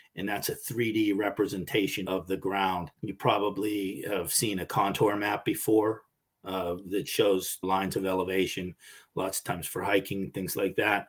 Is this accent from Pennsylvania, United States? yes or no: yes; Pittsburgh, Pennsylvania, United States; I grew up in Pittsburgh